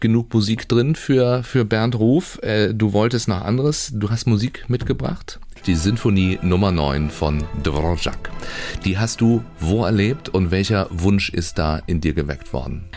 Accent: Baden-Baden, Baden-Württemberg, Germany; now in Schleswig-Holstein, Germany; Ich bin ja in Baden-Baden groß geworden

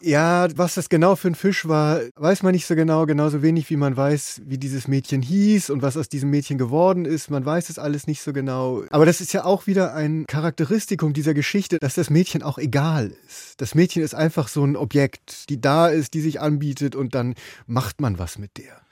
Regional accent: Bremen, Germany; now in Berlin, Germany; Ich bin seit langem in Berlin, aber ich komme aus Bremen

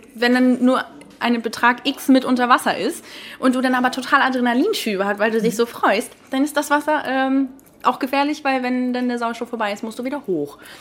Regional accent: Lübeck, Schleswig-Holstein, Germany; also born or lived in Heilshoop, Stormarn; ich komme ja eigentlich aus Lübeck

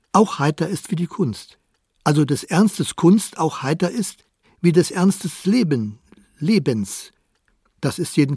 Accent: Brandenburg an der Havel, Brandenburg, Germany; also born or lived in Hamburg; November 1923 um 21.50 Uhr wurde ich in Brandenburg an der Havel geboren.

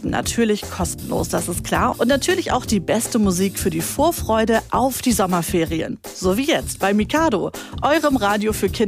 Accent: Hamburg, Germany; Wie alt bist du denn? Acht. Und woher kommst du? Ähm, ich komme aus Hamburg.

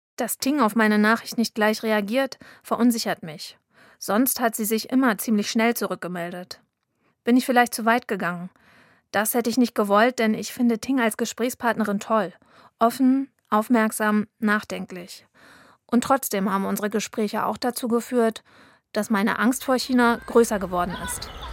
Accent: Mecklenburg-Vorpommern, Germany; Ich bin Mecklenburgerin

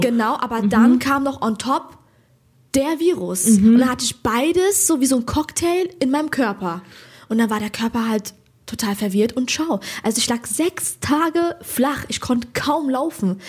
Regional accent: Hesse, Germany; ich bin Hessin.

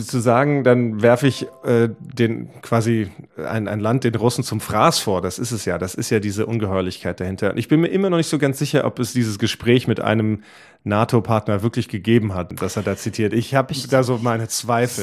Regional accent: Germany; bei uns in Deutschland

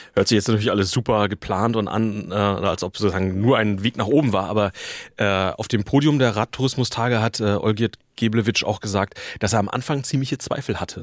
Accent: Northern Germany, Germany; bei uns in Norddeutschland

